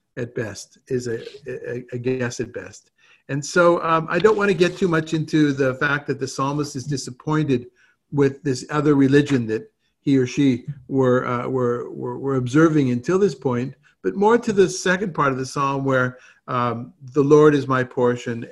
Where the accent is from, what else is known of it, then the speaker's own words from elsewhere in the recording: Southern California, United States; moved away; also born or lived in Israel; growing up in Southern California